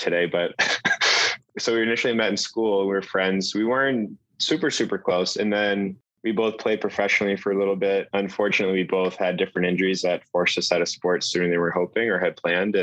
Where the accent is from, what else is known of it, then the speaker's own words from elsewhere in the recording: Boston, Massachusetts, United States; I'm from Boston